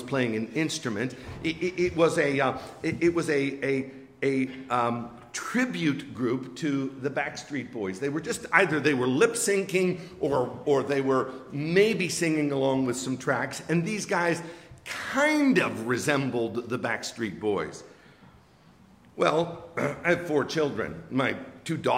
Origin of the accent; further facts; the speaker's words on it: Western Pennsylvania, United States; moved away; where I grew up in Western Pennsylvania